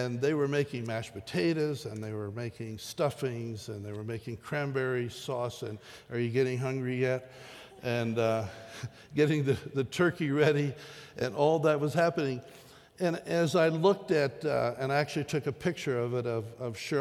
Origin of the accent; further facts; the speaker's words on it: the East, United States; moved away; memories from my childhood of growing up in the East